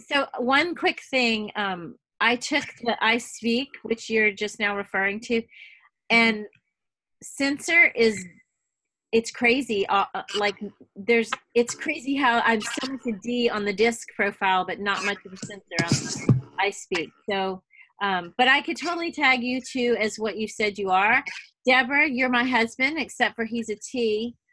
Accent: the South, United States; especially because I am from the South and I am known to be, you know, Susie Sunshine, that sort of thing.

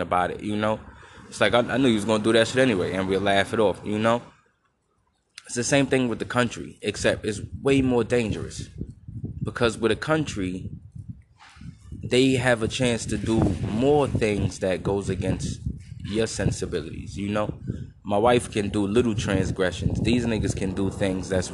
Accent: New York City, New York, United States; I'm from Brooklyn

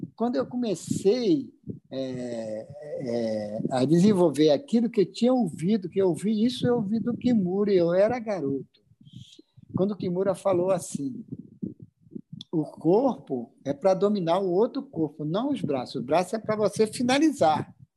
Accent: Acre, Brazil; also born or lived in Rio de Janeiro; now in Manaus, Brazil; Acre, é, eu sou acriano, olha só, sou acriano, hoje sou cidadão amazonense e moro no Rio de Janeiro

